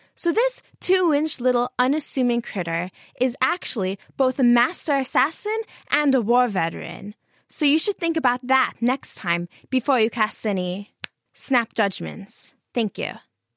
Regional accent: United States; now in Cambridge, United Kingdom; I'm from the United States

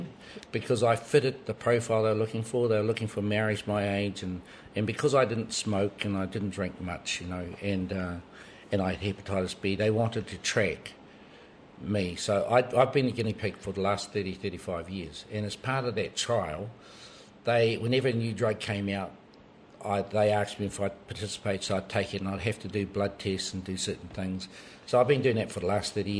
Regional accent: Waitotara Valley, Manawatū-Whanganui, New Zealand; moved away; My marae is Takirau Marae in Waitotara Valley. And I was brought up there

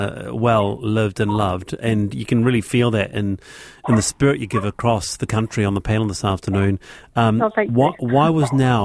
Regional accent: Dunedin, Otago, New Zealand; I'm from Dunedin.

